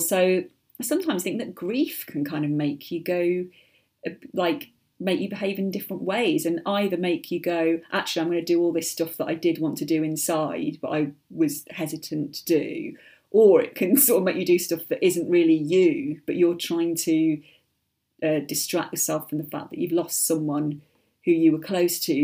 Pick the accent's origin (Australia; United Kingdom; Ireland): United Kingdom; being British